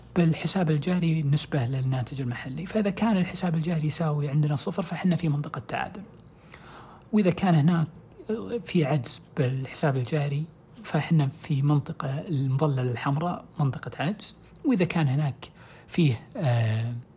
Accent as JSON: {"language": "Arabic", "country": "Saudi Arabia", "said": "عندنا في السعودية"}